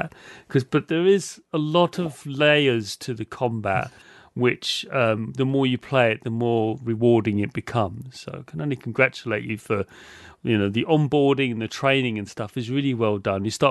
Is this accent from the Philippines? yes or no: no; United Kingdom; I'm British